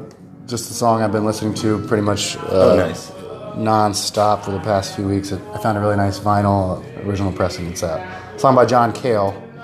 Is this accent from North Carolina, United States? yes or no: yes; Rocky Mount, North Carolina, United States; a band from my hometown in Rocky Mountain